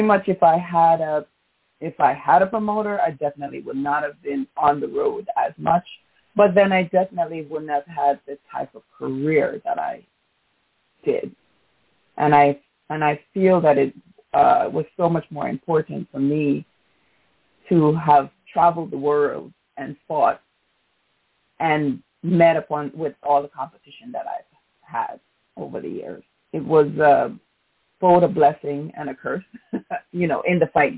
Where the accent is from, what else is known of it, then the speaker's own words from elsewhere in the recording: New York City, New York, United States; also born or lived in Jamaica; my hometown of New York City